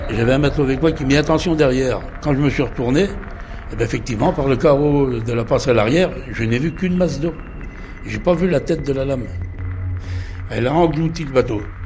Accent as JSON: {"language": "French", "town": "Les Sables-d'Olonne", "region": "Pays de la Loire", "country": "France", "said": "je suis des Sables d'Olonne, ancien marin-pêcheur"}